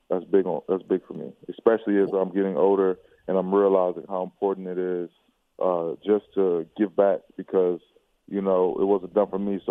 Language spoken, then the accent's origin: English; Chicago, Illinois, United States; born there; also born or lived in Australia / Connecticut / Texas; Yeah, so I was born in Chicago, lived there for a couple of years, and my family, my dad's job, he worked for Procter & Gamble, moved us to Australia for about 5 years. And after that, we were in Connecticut for three, and then after Connecticut, we moved to Texas